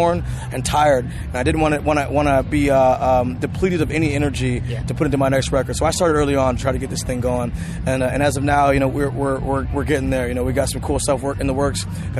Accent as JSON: {"language": "English", "town": "Seattle", "region": "Washington", "country": "United States", "tie": "born or raised there", "said": "following the footsteps of one … who came from my hometown as well, in my home neighborhood."}